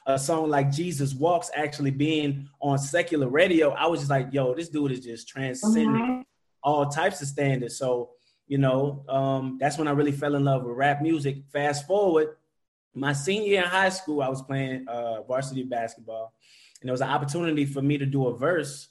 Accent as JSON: {"language": "English", "town": "New Orleans", "region": "Louisiana", "country": "United States", "also_born_or_lived": "Dallas", "moved": "yes", "said": "I'm from New Orleans. I claim New Orleans. But after Hurricane Katrina, I moved to Dallas"}